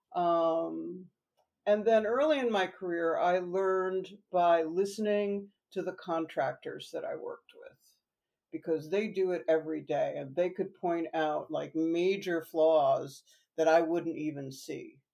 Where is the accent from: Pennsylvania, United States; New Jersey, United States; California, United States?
New Jersey, United States; also born or lived in New York; I am a New Jersey native